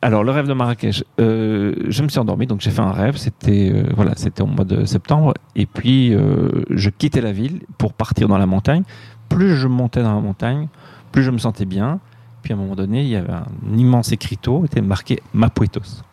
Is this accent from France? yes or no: no; Belgium; moved away; also born or lived in Ouarzazate, Morocco; je suis belge